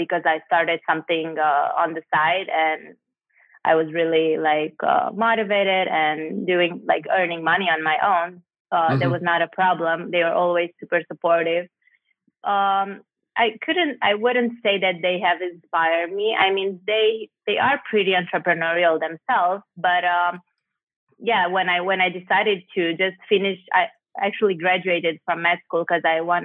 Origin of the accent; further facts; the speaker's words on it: Cluj-Napoca, Cluj County, Romania; moved away; I'm from Cluj-Napoca originally